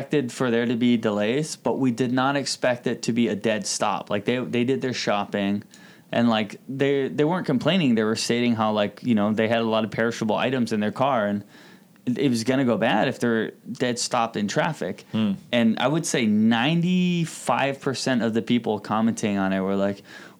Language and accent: English; Hawaii, United States; I'm Native Hawaiian. I'm from here.